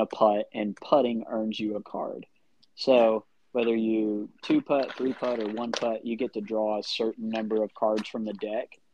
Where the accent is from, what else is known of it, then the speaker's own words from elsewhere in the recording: Midwest City, Oklahoma, United States; I'm from Midwest City.